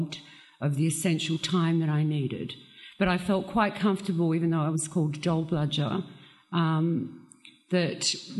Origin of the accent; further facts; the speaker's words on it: Australia; growing up in Australia